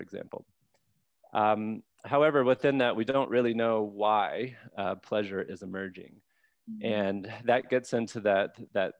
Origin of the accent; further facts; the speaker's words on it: Mississippi, United States; I'm from Mississippi